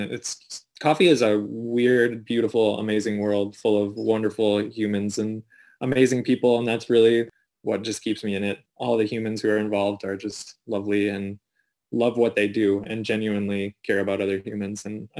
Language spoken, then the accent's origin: English; South Dakota, United States; born or raised there; now in Sioux Falls, United States